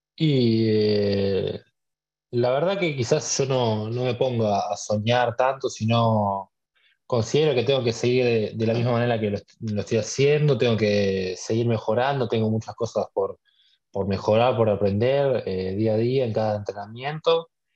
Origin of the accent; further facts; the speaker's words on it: San Isidro, Buenos Aires Province, Argentina; yo nací el 5 de marzo de, de 2004 nací acá en, San Isidro, viví toda, mi vida acá